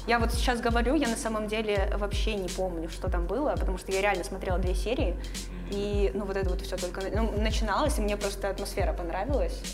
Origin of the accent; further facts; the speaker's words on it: Sevastopol, Ukraine; moved away as an adult; now in Saint Petersburg, Russia; Я родилась в Севастополе, выросла в Севастополе, закончила университет в Севастополе